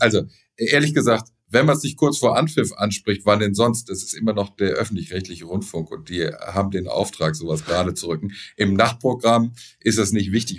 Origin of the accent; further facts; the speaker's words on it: Düsseldorf, North Rhine-Westphalia, Germany; Ich bin ja Düsseldorfer